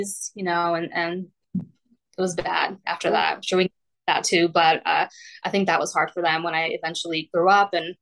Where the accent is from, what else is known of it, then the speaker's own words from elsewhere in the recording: Poland; moved away; I was diagnosed when we were still in Poland. I was born in Poland